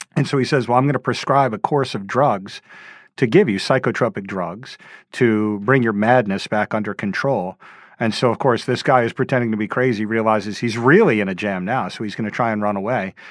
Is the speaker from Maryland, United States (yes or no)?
no; Louisiana, United States; moved away; I grew up in Louisiana in a suburb